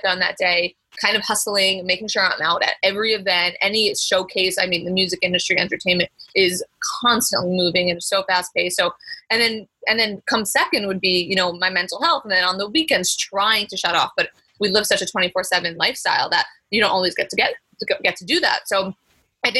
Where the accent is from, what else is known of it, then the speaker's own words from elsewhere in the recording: Long Island, New York, United States; moved away as an adult; also born or lived in Syracuse, New York; now in Los Angeles, United States; I'm from Long Island, New York, but I live in LA now